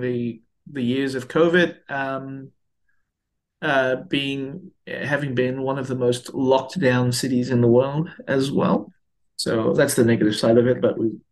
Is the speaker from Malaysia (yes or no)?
yes; Malaysia; now in Melbourne, Australia; I grew up in Malaysia, and I didn't grow up in Australia